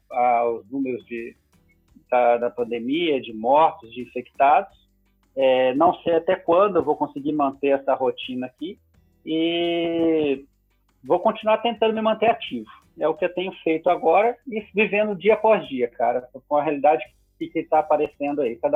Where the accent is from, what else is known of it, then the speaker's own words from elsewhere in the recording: Minas Gerais, Brazil; Eu sou mineiro